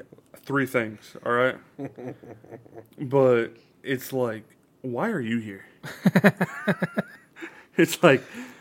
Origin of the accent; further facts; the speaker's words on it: New York, United States; Growing up where I grew up in New York.